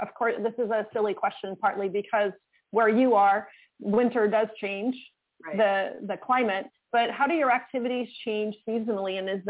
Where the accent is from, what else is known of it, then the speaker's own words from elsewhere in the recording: Maine, United States; I'm from Maine and it's dark as a pocket at 4 o'clock in the afternoon.